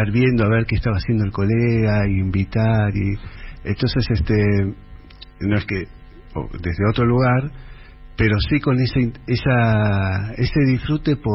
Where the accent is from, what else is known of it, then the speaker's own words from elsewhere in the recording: Lomas de Zamora, Buenos Aires Province, Argentina; also born or lived in Jujuy / Santa Fe; soy nacido en Jujuy, y después viví hasta los cuatro años en Santa Fe y ya después de los seis años adelante en, Lomas de Zamora, en Zona Sur.